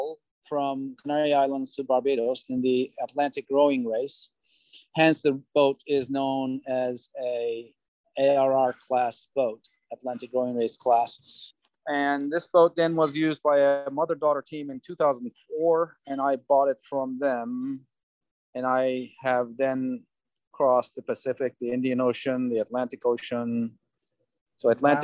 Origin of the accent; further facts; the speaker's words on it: Turkey; moved away as an adult; also born or lived in Cyprus; now in United States; I was born in Cyprus, raised in Turkey, came to US in 86